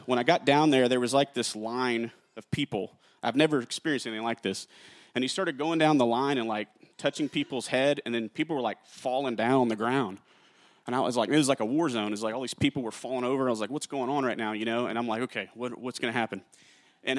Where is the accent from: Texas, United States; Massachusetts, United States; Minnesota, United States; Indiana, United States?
Texas, United States; Carrollton; also born or lived in Jennings, Louisiana; I'm from Jennings, Louisiana. I moved here to Carrollton, Texas, when I was like 4 or 5 years old. I was raised in church